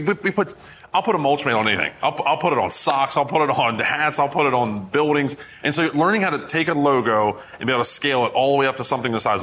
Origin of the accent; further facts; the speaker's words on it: Maryland, United States; I'm from Maryland.